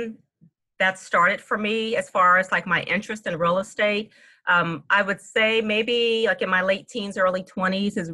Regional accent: Washington, District of Columbia, United States; also born or lived in New Orleans, Louisiana; I was born in New Orleans and moved to the DC area as a little girl

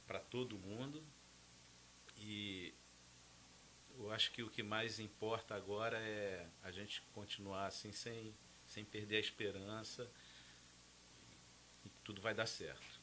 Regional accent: Maceió, Alagoas, Brazil; born there; É, cara, eu sou alagoano, né? Eu nasci em Maceió e por, por questões até de, acho que de mudança, é, eu sou um retirante mais moderno, né?

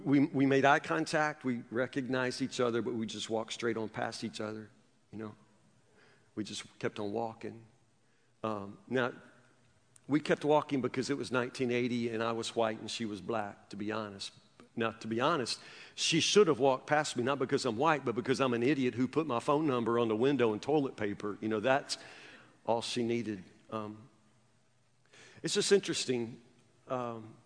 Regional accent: Woodburn, Kentucky, United States; also born or lived in Louisville, Kentucky; I grew up in the South

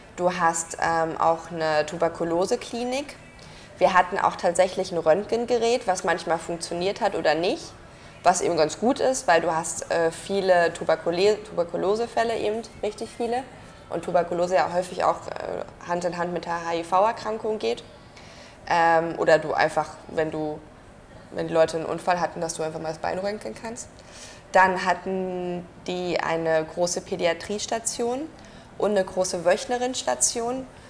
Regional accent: Germany; bei uns in Deutschland

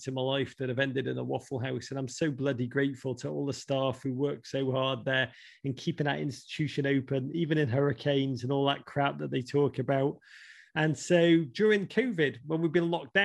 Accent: Liverpool, North West England, United Kingdom; moved away as an adult; now in United States; I grew up in Liverpool in the 1980s.

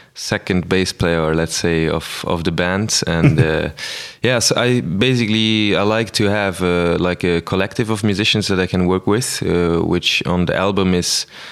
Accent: Luxembourg; also born or lived in Amsterdam / Brussels; I'm from Luxembourg

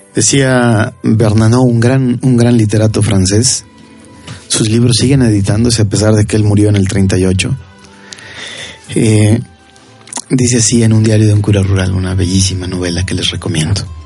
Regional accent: Tamazunchale, San Luis Potosí, Mexico; Yo recuerdo mi niñez, por ejemplo, en Tamasunchale

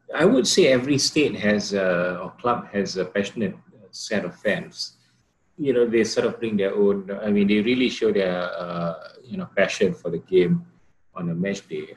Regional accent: Johor, Malaysia; I'm from Johor

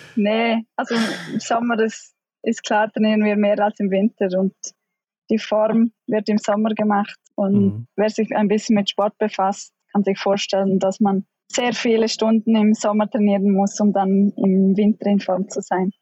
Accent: Pontresina, Graubünden, Switzerland; also born or lived in Norway; ich bin im Engadin in Pontresina aufgewachsen

